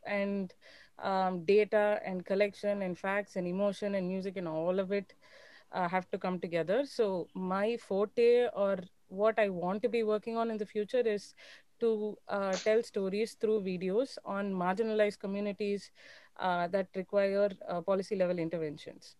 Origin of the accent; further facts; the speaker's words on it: Chennai, Tamil Nadu, India; I'm from Chennai